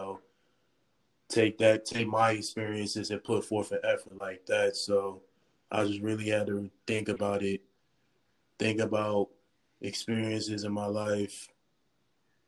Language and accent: English; Charlotte, North Carolina, United States; also born or lived in Ohio; moved down to Charlotte in 2011. And ever since then, it has felt like a home, like I officially would call that where I'm from.